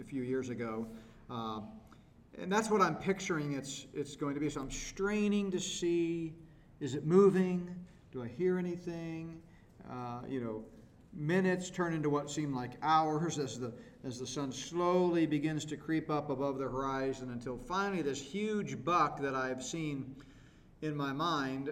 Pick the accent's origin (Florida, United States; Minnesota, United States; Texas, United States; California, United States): Texas, United States; I grew up hunting, and we grew up in Texas